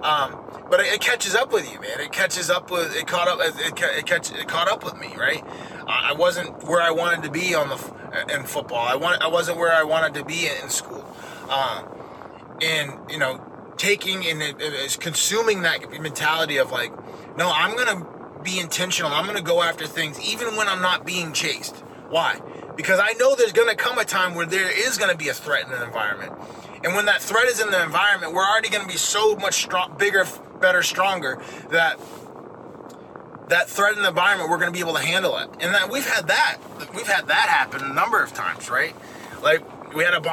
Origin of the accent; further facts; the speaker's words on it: Maine, United States; the house that I grew up in Maine, my dad owned it